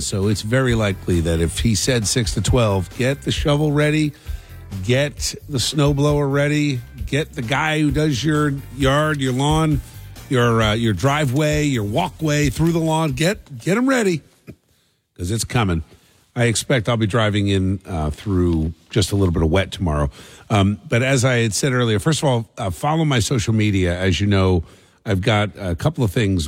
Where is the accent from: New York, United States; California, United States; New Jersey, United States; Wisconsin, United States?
New Jersey, United States; I grew up in South Jersey.